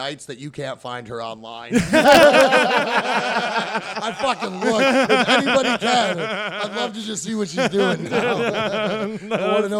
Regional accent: Canandaigua, New York, United States; moved away as an adult; also born or lived in Norfolk, Virginia; now in Houston, United States; I was a manager at an Applebee's in my hometown.

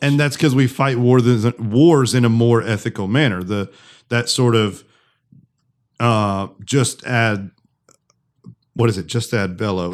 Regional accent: United States; as an American

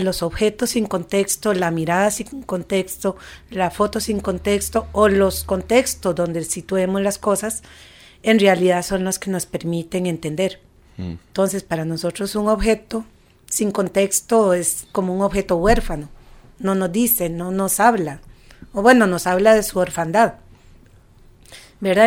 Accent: Costa Rica; moved away as an adult; also born or lived in Barcelona, Spain; yo me fui de Costa Rica. Yo viví 16 años fuera, viví en Barcelona allá mucho tiempo

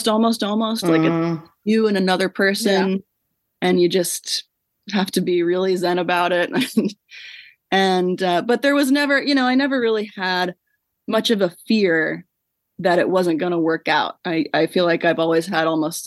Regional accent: Central Virginia, United States; moved away as an adult; also born or lived in New York; I'm from Central Virginia, which is where I am right now with my family for the holidays

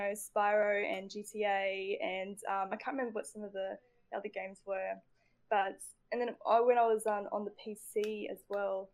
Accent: Tannum Sands, Queensland, Australia; moved away as an adult; also born or lived in Brisbane; now in Adelaide, Australia; I'm from Tanham Sands

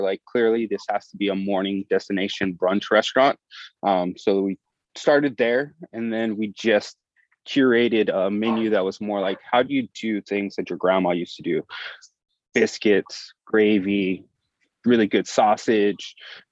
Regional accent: Oxnard, California, United States; moved away as an adult; also born or lived in Santa Barbara / New York; now in Los Angeles, United States; there's not a bunch of restaurants in Oxnard where I grew up

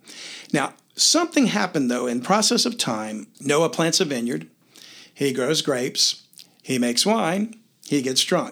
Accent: Louisiana, United States; I'm from Louisiana

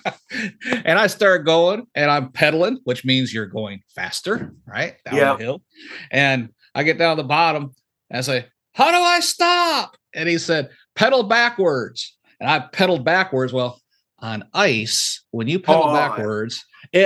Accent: Michigan, United States; I grew up in Michigan

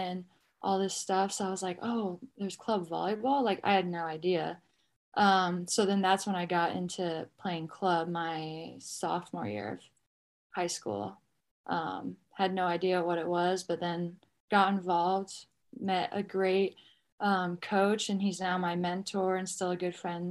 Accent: Boise, Idaho, United States; I grew up in Boise, Idaho.

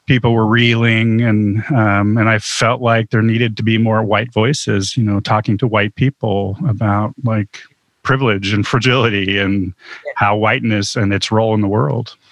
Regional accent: Huntington Beach, California, United States; I grew up in Huntington Beach, California

